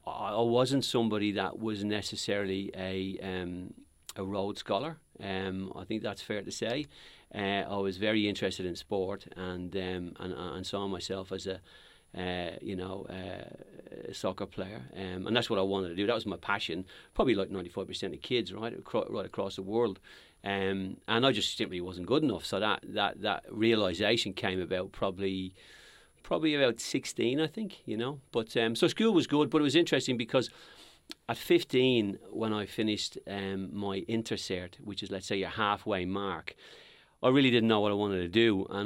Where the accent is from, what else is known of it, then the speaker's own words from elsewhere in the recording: Dublin, Leinster, Ireland; I'm from Dublin in Ireland. The area I'm from actually is probably most famous for one Irishman, Conor McGregor. I was born and raised in a place called Crumlin, which is a very working class part of Dublin, Dublin 12.